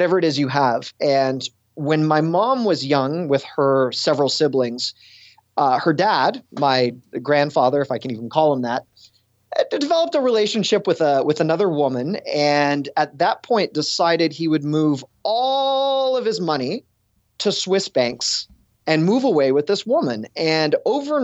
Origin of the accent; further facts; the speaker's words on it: Toronto, Ontario, Canada; moved away as an adult; also born or lived in Buffalo / Cleveland, Ohio; born and raised in Toronto